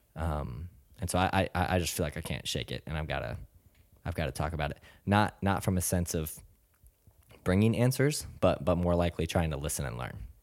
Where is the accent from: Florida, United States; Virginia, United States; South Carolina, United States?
Florida, United States; South; moved away as an adult; now in North Carolina, United States; I grew up in South Florida, and it was, uh, a fairly small suburban town